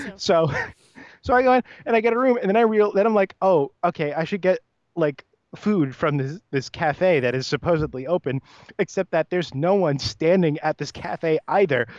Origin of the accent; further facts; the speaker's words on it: New England, United States; moved away as an adult; also born or lived in New Mexico; I'm from New England